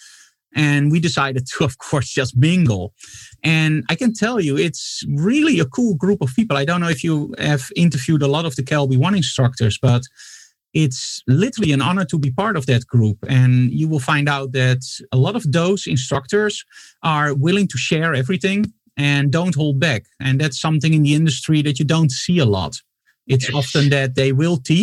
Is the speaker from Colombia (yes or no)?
no; Netherlands; from the Netherlands.